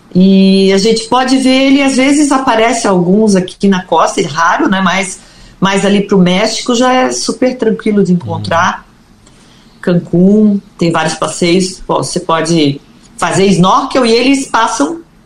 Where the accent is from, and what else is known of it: Brazil